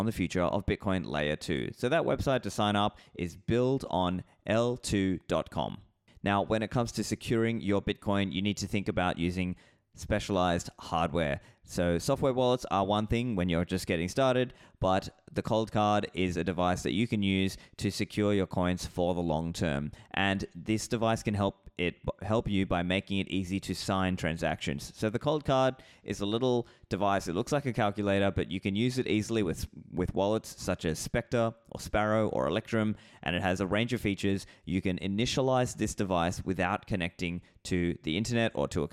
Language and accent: English; Australia; moved away; I know I'm not in Australia anymore, but I am an Australian